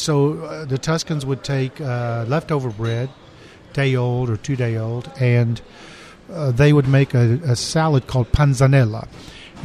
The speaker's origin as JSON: {"language": "English", "town": "Houston", "region": "Texas", "country": "United States", "said": "we moved back to home. We named the restaurant after Nash, D'Amico, and opened on Westheimer between Shepherd and Alabama"}